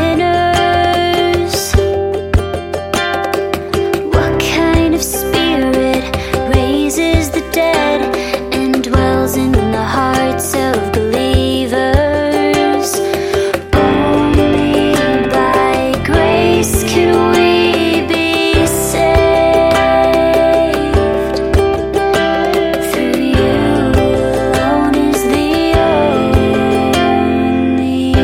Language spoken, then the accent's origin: English; Lake Wales, Florida, United States; my hometown of Lake Wales, Florida